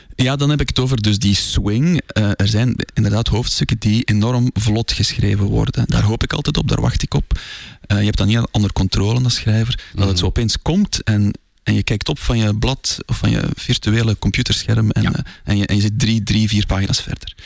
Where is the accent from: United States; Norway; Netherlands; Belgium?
Belgium; Zoutleeuw, Flanders; moved away as an adult; also born or lived in Brussels; omdat ik geen Brusselaar ben. Eh, ik ben daar gaan studeren. Ik ben afkomstig van Zoutleeuw